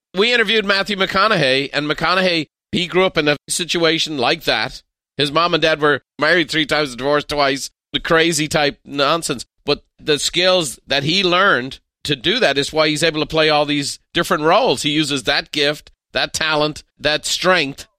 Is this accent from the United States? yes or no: no; Ireland; as an Irishman